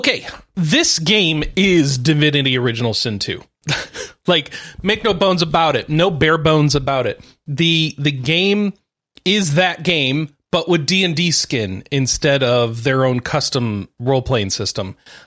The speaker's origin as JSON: {"language": "English", "country": "United States", "said": "I'm American"}